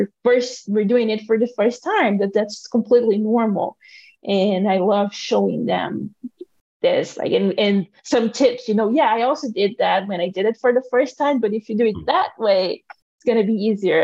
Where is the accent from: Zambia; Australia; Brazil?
Brazil; moved away as an adult; now in Madison, United States; I'm here and I'm from Brazil